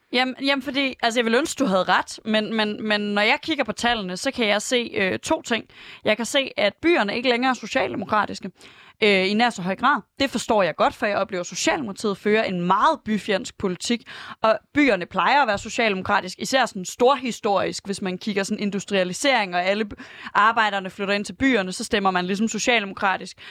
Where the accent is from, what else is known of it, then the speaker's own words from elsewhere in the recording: Aarhus, Central Denmark Region, Denmark; moved away as an adult; now in Copenhagen, Denmark; jeg er fra Aarhus